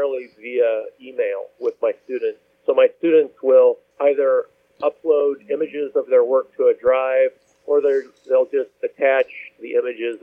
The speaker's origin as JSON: {"language": "English", "town": "Kansas City", "region": "Missouri", "country": "United States", "tie": "born or raised there", "also_born_or_lived": "Bethesda, Maryland / Chesterton, Indiana / Valparaiso, Indiana", "moved": "as an adult", "lives_now": "Chicago, United States", "said": "I spent most of my years growing up in the Kansas City area in suburbs there"}